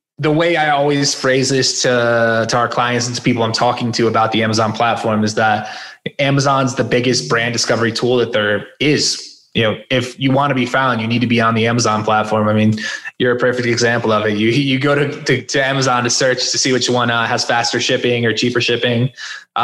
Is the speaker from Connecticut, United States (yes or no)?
yes; southwestern Connecticut, United States; also born or lived in Philadelphia; I'm from Connecticut originally